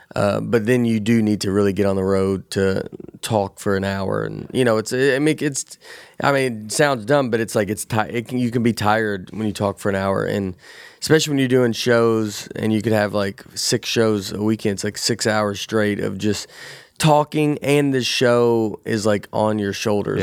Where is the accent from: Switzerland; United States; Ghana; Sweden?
United States; Nashville, Tennessee; growing up in Tennessee